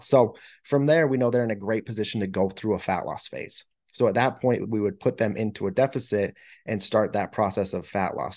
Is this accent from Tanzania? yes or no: no; United States; growing up in America